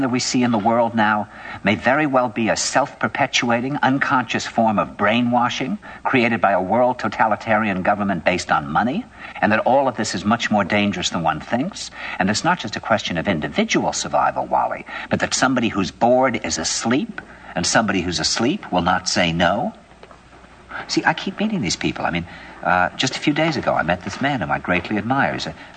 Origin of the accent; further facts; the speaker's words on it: New York, United States; New York